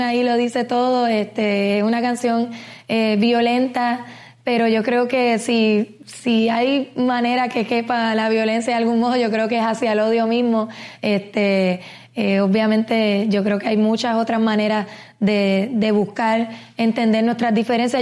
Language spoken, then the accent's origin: Spanish; Puerto Rico; Puerto Rico como puertorriqueña